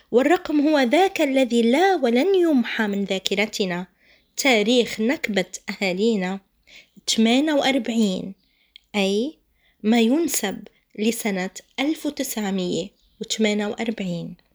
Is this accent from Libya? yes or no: no; Palestine; نحن كإنسان آه، فلسطيني ينتمي للشعب الفلسطيني بتنا أرقاما 48 67 إلى آخره أنا لست كود أنت لست كود يا أخي الفلسطيني